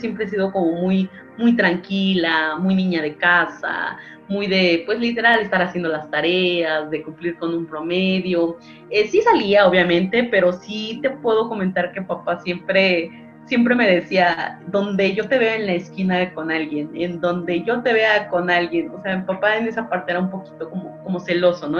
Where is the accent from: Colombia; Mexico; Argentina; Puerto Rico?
Mexico; Mexico City; soy 100% chilanga, soy nacida aquí exactamente en la Ciudad de México.